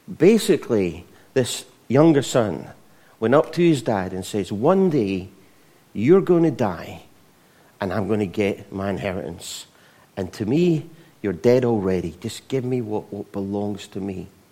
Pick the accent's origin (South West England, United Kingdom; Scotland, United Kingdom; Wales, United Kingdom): Scotland, United Kingdom; not as Scottish as, as me